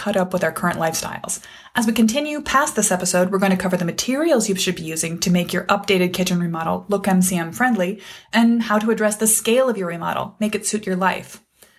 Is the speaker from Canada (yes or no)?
no; Wisconsin, United States; my home state of Wisconsin